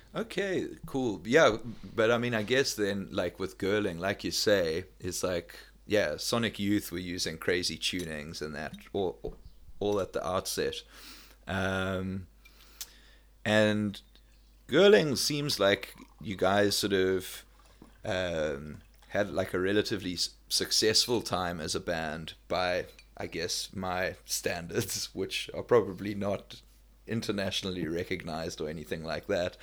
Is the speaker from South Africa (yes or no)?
yes; South Africa; moved away; also born or lived in Melbourne, Australia; I'm from South Africa